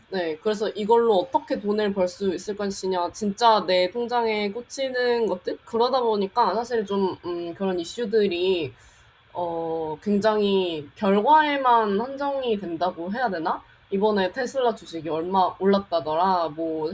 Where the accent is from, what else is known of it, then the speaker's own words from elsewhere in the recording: South Jeolla, South Korea; 그냥 한국 전라남도에서 태어났어요.